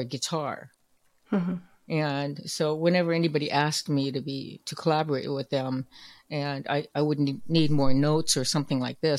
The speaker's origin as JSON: {"language": "English", "town": "Oakland", "region": "California", "country": "United States", "tie": "born or raised there", "said": "I'm growing up in Oakland, California"}